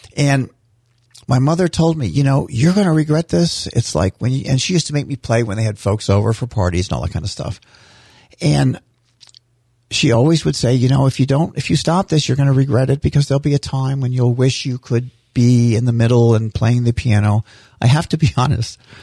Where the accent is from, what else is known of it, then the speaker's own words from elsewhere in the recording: St. Petersburg, Florida, United States; also born or lived in Fort Dix, New Jersey; When we moved to Florida, where, this is where I grew up in Saint Petersburg